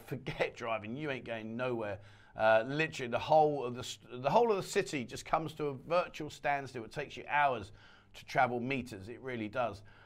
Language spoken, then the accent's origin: English; England, United Kingdom; now in Pattaya, Thailand; We're from England